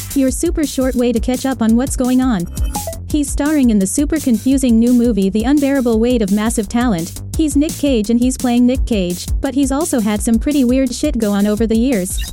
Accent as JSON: {"language": "English", "country": "United Kingdom", "said": "I'm British"}